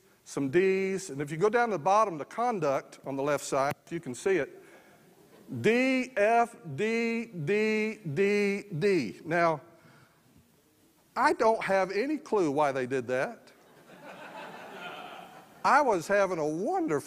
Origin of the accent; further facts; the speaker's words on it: San Antonio, Texas, United States; I grew up just outside San Antonio, Texas, in a mobile home park